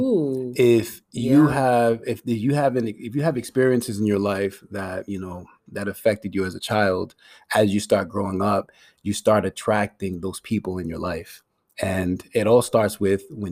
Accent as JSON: {"language": "English", "town": "Providence", "region": "Rhode Island", "country": "United States", "tie": "born or raised there", "said": "I came to the States like around like two, three years old or something like that. And, you know, I grew up in Providence"}